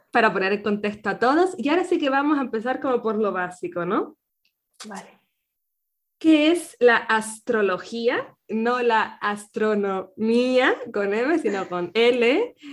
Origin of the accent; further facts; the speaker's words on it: Canary Islands, Spain; nacida en Canarias